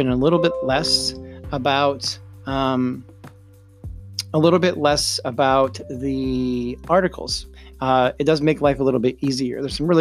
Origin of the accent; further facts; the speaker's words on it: upstate New York, United States; my hometown in upstate New York